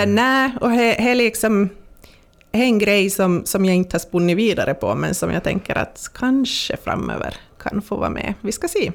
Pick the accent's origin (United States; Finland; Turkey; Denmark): Finland; Pensala, Ostrobothnia; jag ska vara i, i Pensala, mm. i, i, min hemby.